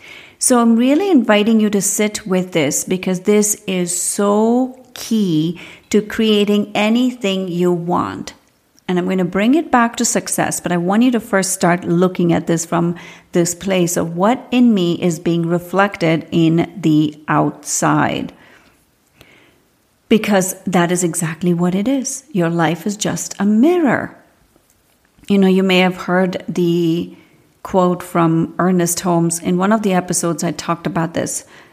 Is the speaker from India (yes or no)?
yes; India; I grew up in India. And every part of India is almost like a different country of its own.